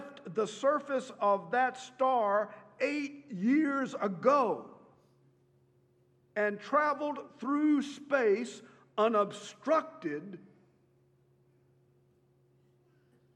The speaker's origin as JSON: {"language": "English", "town": "Beeville", "region": "Texas", "country": "United States", "tie": "born or raised there", "said": "when I was growing up in Beeville, Texas"}